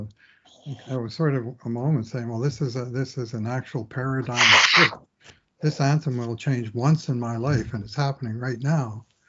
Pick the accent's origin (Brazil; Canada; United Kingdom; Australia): Canada; Newfoundland and Labrador; I grew up in Newfoundland. I was born in the 50s, so when it was a new province